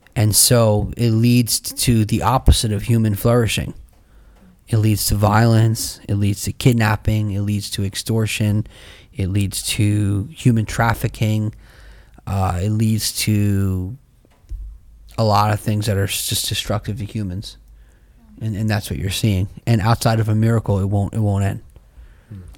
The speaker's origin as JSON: {"language": "English", "country": "United States", "said": "I'm an American second, first I'm a Christian"}